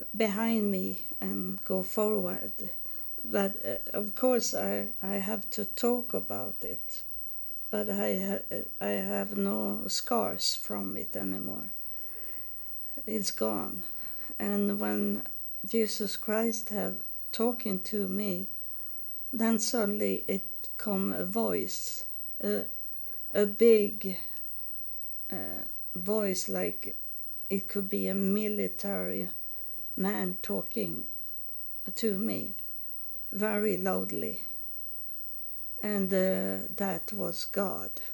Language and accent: English; Sweden; also born or lived in United States / Helsingborg, Sweden; I was born in Sweden, and I now I live in Sweden also